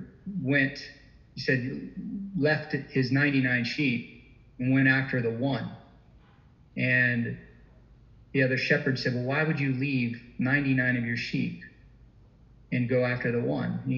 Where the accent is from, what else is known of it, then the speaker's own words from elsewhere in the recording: Deep South, United States; I'm a Southern boy. I was born and raised in the Deep South.